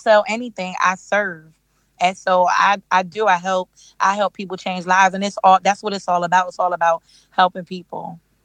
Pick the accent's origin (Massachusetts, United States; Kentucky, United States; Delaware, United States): Delaware, United States; moved away as an adult; now in Charlotte, United States; I'm from I'm from Delaware, born and raised